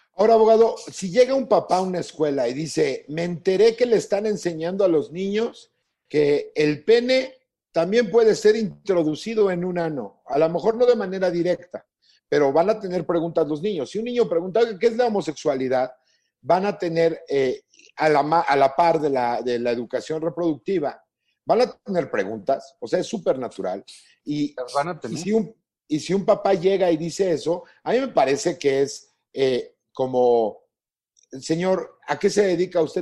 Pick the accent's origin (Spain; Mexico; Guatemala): Mexico; como mexicanos